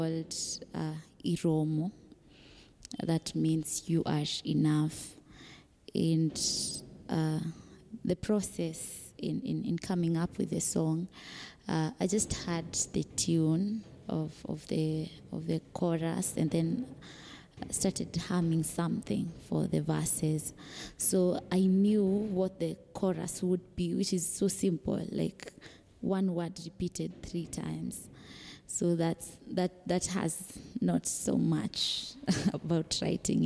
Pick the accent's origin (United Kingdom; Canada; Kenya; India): Kenya; Siaya County; now in Kisumu, Kenya; I'm from Siaya